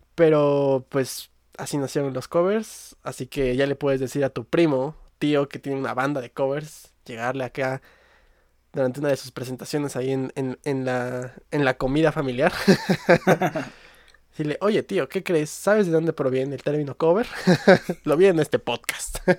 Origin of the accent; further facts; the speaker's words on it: Mexico; yo soy mexicano y aquí me tocó vivir